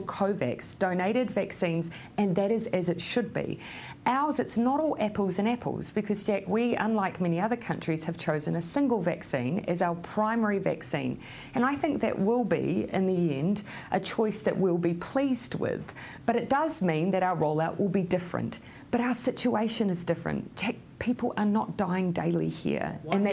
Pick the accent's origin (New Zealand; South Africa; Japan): New Zealand; as a New Zealander grounded with strong values in human rights as our nation is